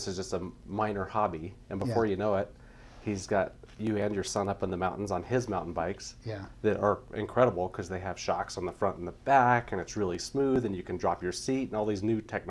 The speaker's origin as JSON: {"language": "English", "town": "Grand Lake", "region": "Colorado", "country": "United States", "tie": "born or raised there", "said": "So I grew up in Grand Lake, Colorado."}